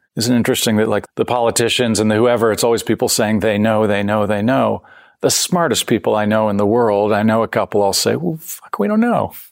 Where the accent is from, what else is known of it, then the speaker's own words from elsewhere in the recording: Canada; also born or lived in San Francisco, United States; I'm, I'm born in San Francisco. I grew up in Canada, so I have both sides